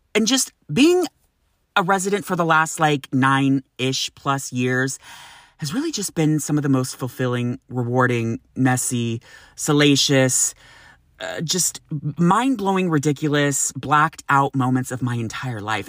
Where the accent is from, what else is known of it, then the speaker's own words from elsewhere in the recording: Sacramento, California, United States; moved away as an adult; now in San Francisco, United States; growing up in Sacramento where you can get up to over a hundred and fifteen degrees